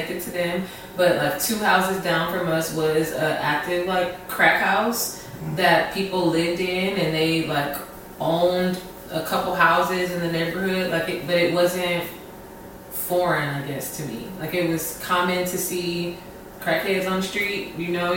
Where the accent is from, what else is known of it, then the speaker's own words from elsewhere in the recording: Detroit, Michigan, United States; moved away as an adult; also born or lived in Hampton, Virginia / Newport News, Virginia; now in Chicago, United States; I was born and raised on the east side